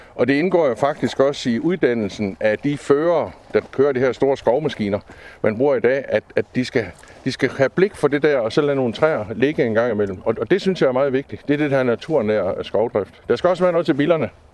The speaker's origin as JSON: {"language": "Danish", "area": "near the Gudenå, Central Jutland", "region": "Central Denmark Region", "country": "Denmark", "tie": "born or raised there", "also_born_or_lived": "Ans", "said": "Jeg er så heldig at være født og opvokset tæt på Gudnåen øh, i Midtjylland."}